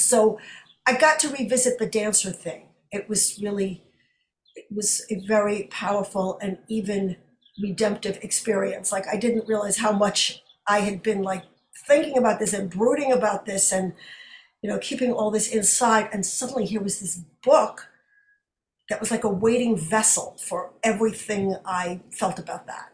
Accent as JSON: {"language": "English", "town": "New York City", "region": "New York", "country": "United States", "tie": "born or raised there", "said": "my hometown Brooklyn, is where I was raised, although not born"}